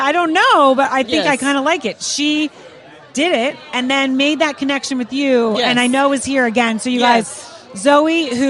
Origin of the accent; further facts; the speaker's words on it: right outside of Philly, Pennsylvania, United States; I grew up right outside of Philly.